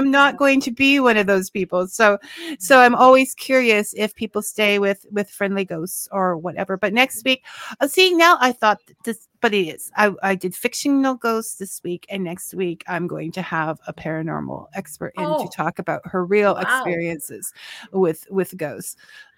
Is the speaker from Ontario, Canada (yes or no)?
yes; Niagara Falls, Ontario, Canada; I'm actually from Niagara Falls.